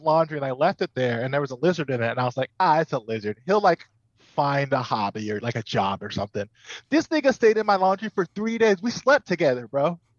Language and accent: English; Lake Worth, Florida, United States; I grew up in Lake Worth, Florida. That's real down south, a little bit like an hour north of Miami.